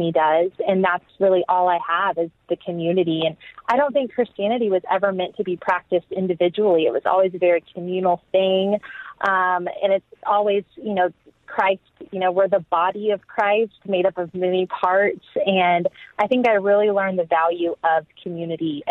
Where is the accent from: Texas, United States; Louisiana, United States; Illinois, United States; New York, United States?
Texas, United States; also born or lived in England; now in Austin, United States; I grew up in the Bible Belt in Texas